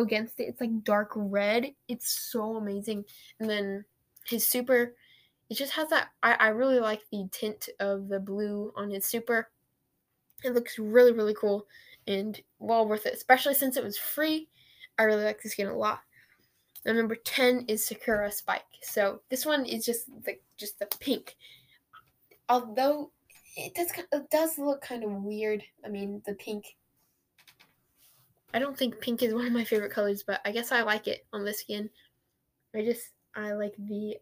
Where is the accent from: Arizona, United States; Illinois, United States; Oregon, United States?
Oregon, United States; Portland; I'm from the Rose City